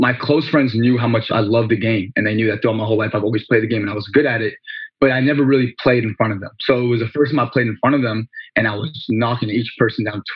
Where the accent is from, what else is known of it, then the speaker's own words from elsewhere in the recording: California, United States; moved away as an adult; now in Portland, United States; I'm from California